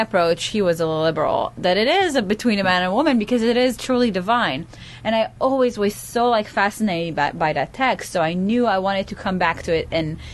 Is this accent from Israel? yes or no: yes; Israel; moved away as an adult; I was born and raised in Israel